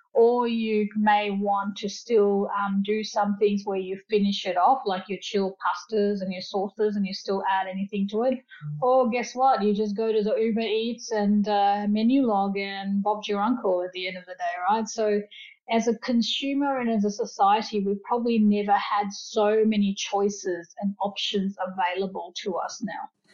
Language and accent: English; Fiji; now in Australia; I grew up in Fiji, so I'm Fijian Indian descent, and you know my parents migrated uh, for a better life with their children to Australia